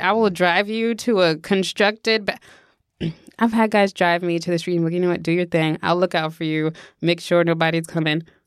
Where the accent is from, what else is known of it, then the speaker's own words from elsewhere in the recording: New York, United States; we grew up in New York